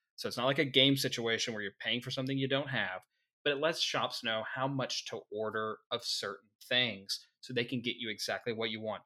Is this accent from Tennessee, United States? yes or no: no; Arkansas, United States; we're from Arkansas